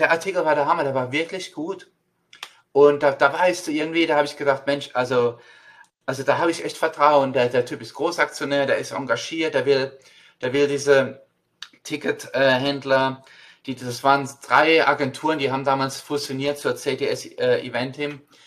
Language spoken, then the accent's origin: German; Mannheim, Baden-Württemberg, Germany; now in United States; ich bin in Mannheim aufgewachsen